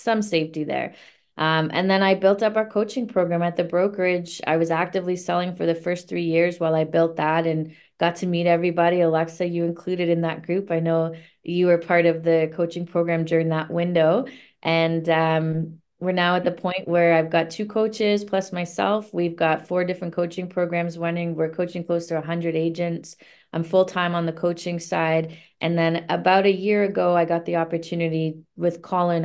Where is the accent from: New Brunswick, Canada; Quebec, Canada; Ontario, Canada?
Ontario, Canada; Niagara area; moved away as an adult; now in Toronto, Canada; I grew up in the Niagara area